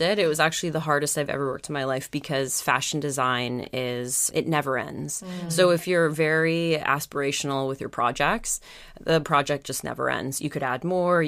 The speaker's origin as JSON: {"language": "English", "town": "Calgary", "region": "Alberta", "country": "Canada", "tie": "born or raised there", "moved": "yes", "lives_now": "New York, United States", "said": "So I grew up in Calgary and I went to BC quite a lot."}